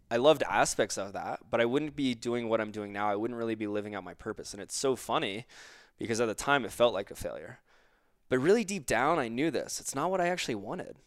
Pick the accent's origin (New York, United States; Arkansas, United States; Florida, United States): Florida, United States; I grew up in Florida